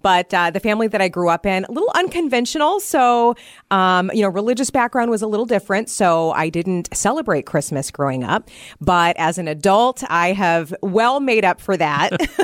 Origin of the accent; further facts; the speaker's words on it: Iowa, United States; now in Wisconsin, United States; So, I grew up in Iowa, so I will be traveling back to see my parents